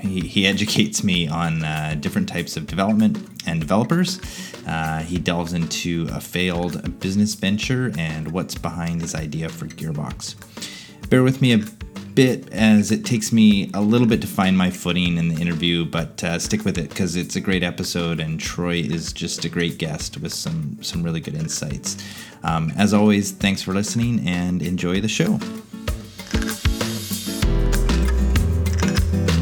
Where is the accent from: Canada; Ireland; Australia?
Canada; Nanaimo, British Columbia; I grew up in Nanaimo, so I'm not far